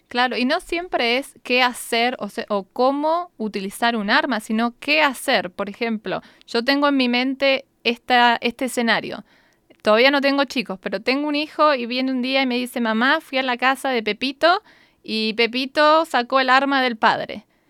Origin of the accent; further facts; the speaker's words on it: Argentina; now in United States; yo recuerdo de chica en Argentina